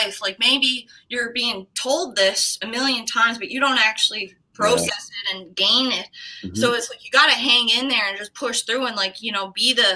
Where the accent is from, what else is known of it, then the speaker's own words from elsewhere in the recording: New Waterford, Nova Scotia, Canada; moved away as an adult; also born or lived in Kelowna; now in Edmonton, Canada; I'm from New Waterford